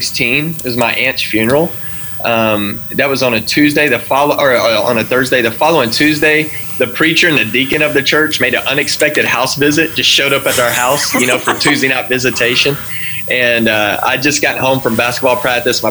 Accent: Texas, United States; I grew up in Texas

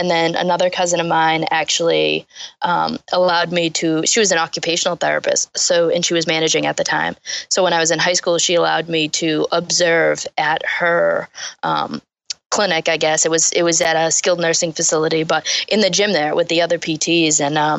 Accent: Taunton, Massachusetts, United States; So we grew up in Taunton, which is a huge like softball city.

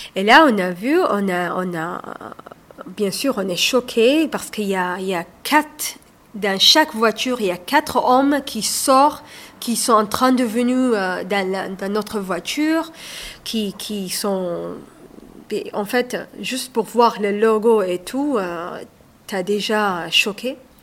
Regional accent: Saudi Arabia; moved away as an adult; also born or lived in Somalia (ancestry); now in Fourques-sur-Garonne, France; moi je suis d'origine somalienne. Je suis née en Arabie saoudite. J'ai vécu là-bas jusqu'à l'âge de 25 ans

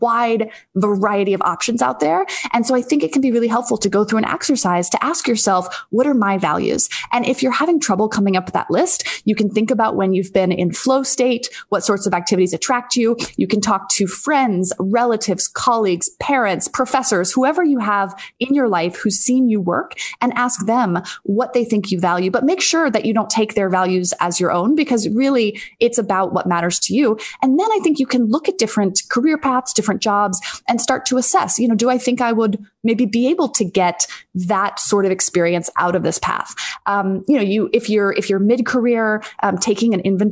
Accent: D.C., District of Columbia, United States; also born or lived in Dallas, Texas; I was born in Dallas, Texas, but mostly grew up outside of Washington, D.C.

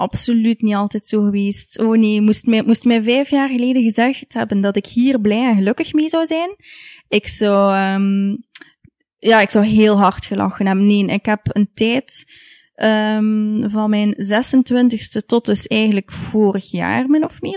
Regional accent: Ghent, Flanders, Belgium; ik ben opgegroeid in Gent. En mijn ouders zijn allebei afkomstig uit Genk. Dus eh, ik ben hier geboren in Gent en, en getogen.

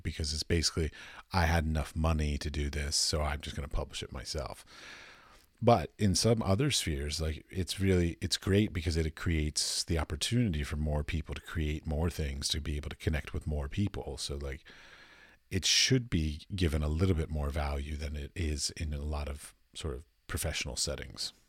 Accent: United States; moved away as an adult; now in Europe; I'm from America, but I currently live in Europe

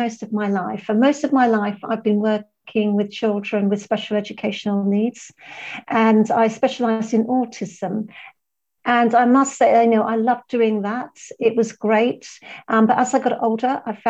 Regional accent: London, United Kingdom; moved away as an adult; now in Malaga, Spain; I'm from London, I was born in London, and that's where my business is based

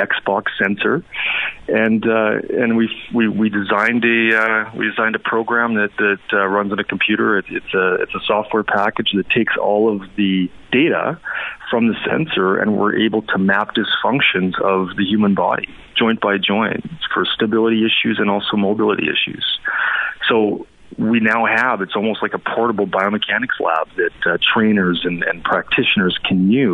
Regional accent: Red Deer, Alberta, Canada; I'm originally from Red Deer, Alberta, and grew up playing hockey

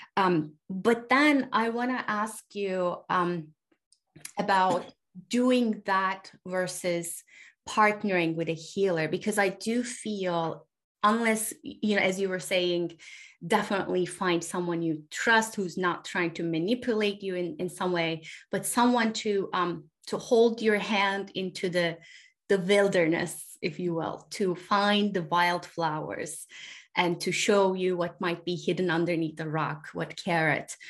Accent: Turkey; now in United States; I live in the United States, but I was born in Turkey.

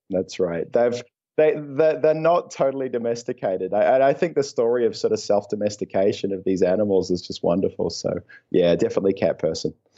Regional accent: New Zealand; also born or lived in Belgium / Oxford; I was born in, uh, in Belgium. Um, and then moved to New Zealand when I was about, uh, two years old

